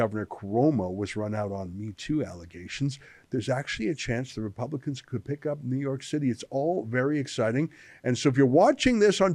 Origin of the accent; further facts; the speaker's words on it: Alberta and BC, Canada; also born or lived in British Columbia; I grew up in Alberta and BC